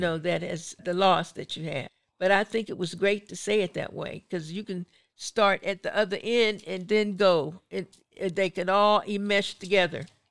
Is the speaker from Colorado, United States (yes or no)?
no; Pittsburgh, Pennsylvania, United States; I, I'm from Pittsburgh